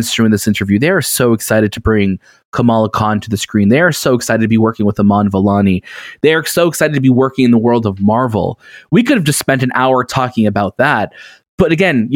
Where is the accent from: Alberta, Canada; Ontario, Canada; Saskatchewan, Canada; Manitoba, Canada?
Ontario, Canada; Toronto; We're from Toronto too